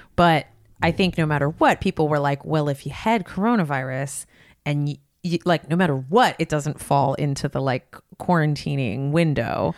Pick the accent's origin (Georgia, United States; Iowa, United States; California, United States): California, United States; Los Gatos; my hometown, Los Gatos